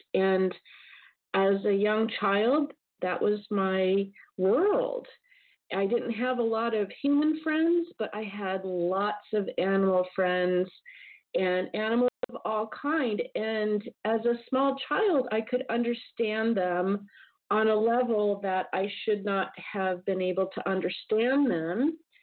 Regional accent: Southern California, United States; I grew up in Southern California

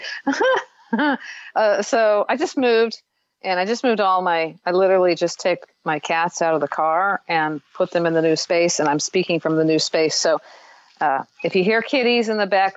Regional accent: Midwest, United States; I grew up in the Midwest

